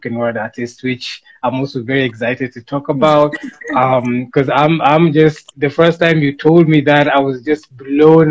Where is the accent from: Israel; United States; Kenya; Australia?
Kenya; I'm African, I'm Kenyan, we speak Swahili here